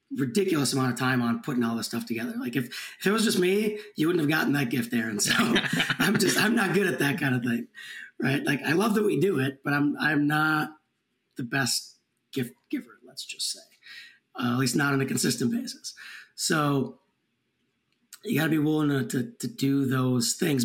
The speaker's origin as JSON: {"language": "English", "town": "Minneapolis", "region": "Minnesota", "country": "United States", "tie": "born or raised there", "said": "I grew up in the Minneapolis area"}